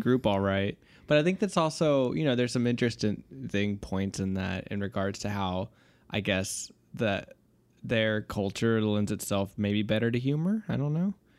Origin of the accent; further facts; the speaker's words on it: United States; as an American speaker